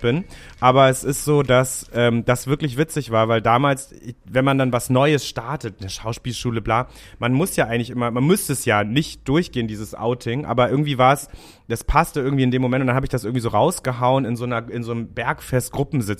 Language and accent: German; Hamburg, Germany; ich habe die ersten oh, 19 Jahre meines Lebens in Rahlstedt verbracht